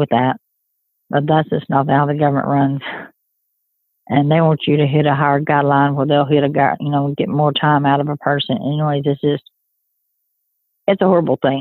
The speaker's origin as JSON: {"language": "English", "town": "Mabank", "region": "Texas", "country": "United States", "tie": "born or raised there", "said": "I grew up in Maybank, Texas. That's where I graduated"}